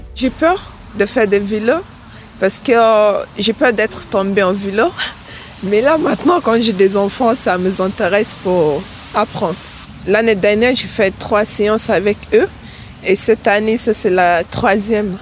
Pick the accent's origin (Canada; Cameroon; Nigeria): Nigeria; now in France; je viens du Nigeria